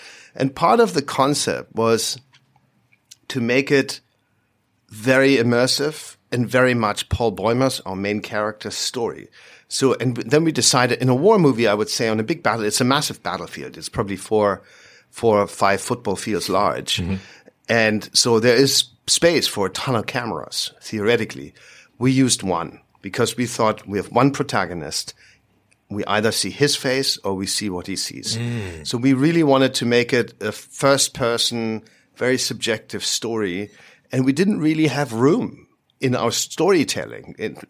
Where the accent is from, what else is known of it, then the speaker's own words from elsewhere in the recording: Germany; born there; I was born in Germany. I'm Swiss by nationality, but I was born there.